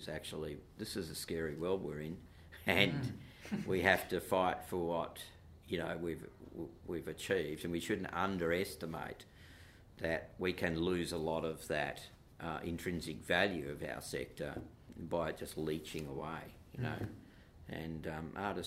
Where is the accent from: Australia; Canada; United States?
Australia; Perth, Western Australia; I'm a white boy growing up in Perth